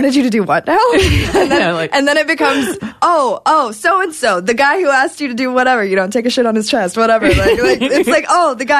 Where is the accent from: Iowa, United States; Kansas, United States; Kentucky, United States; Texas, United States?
Kentucky, United States; I'm from Kentucky.